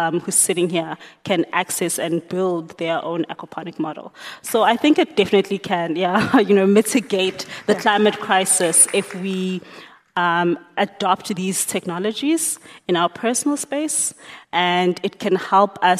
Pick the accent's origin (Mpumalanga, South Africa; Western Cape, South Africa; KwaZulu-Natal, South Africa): Mpumalanga, South Africa; Emalahleni; also born or lived in Johannesburg; I was born and bred there